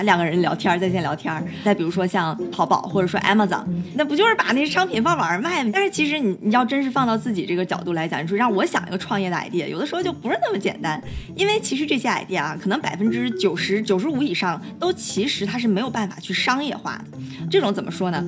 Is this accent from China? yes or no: yes; Dalian, Liaoning, China; moved away as an adult; also born or lived in Beijing / New York; 我自己是在国内长大的，大连土生土长